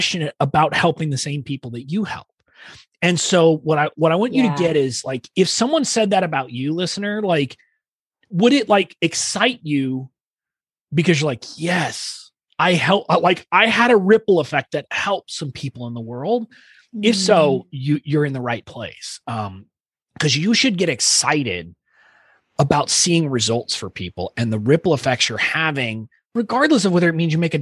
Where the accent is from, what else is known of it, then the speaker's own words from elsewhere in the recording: United States; I was born in the United States of America